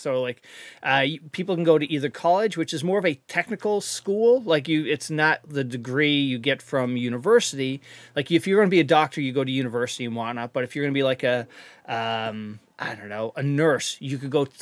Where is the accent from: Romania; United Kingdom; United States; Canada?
Canada; I'm a Canadian